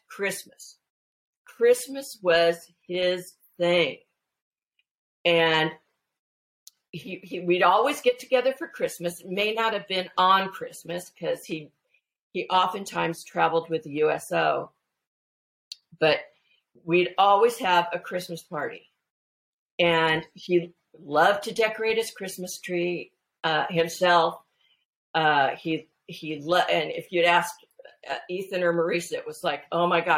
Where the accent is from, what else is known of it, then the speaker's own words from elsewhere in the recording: San Fernando Valley, California, United States; I grew up in the San Fernando Valley in California